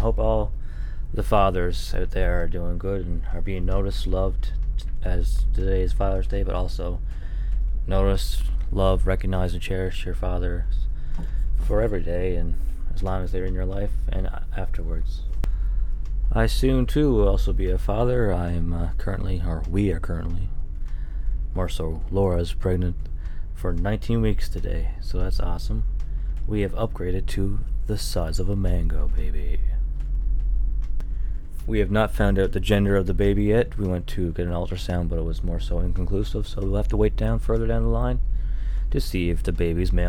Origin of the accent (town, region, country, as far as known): Newfoundland and Labrador, Canada